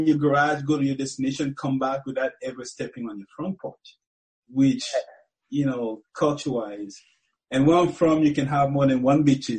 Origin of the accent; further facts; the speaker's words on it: Cameroon; now in United States; You know, it's totally different. You know, it's it's different. You know, people are more out there. Because when I first moved to America, you know, I'll go to the street. I'll never see anybody.